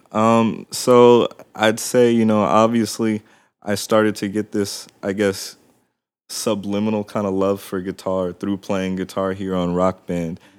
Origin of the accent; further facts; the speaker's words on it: Palmdale, California, United States; also born or lived in Glendale, California / San Fernando Valley; I lived in the San Fernando Valley until I was about six, and then my family moved down, uh, to the Antelope Valley in a city called Palmdale